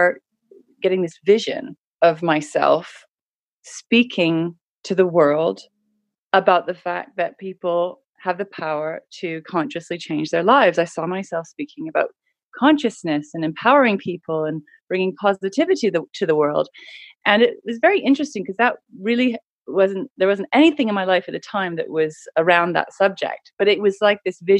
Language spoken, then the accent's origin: English; Canada; So I grew up in Canada in a really beautiful part of the world